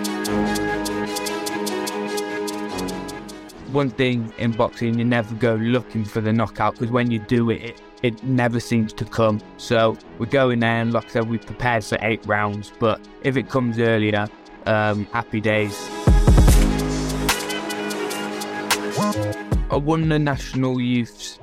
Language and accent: English; Worcester, West Midlands, United Kingdom; grow up here and to live here still